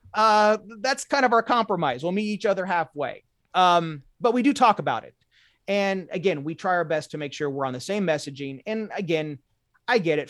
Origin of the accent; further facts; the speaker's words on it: Indianapolis, Indiana, United States; I'm from Indiana, central Indiana